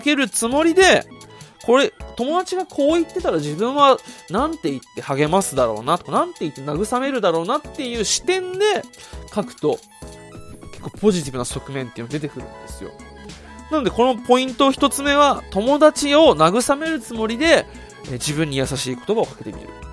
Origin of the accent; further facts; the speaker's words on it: Okinawa, Japan; now in Saitama, Japan; 地元沖縄に帰るんで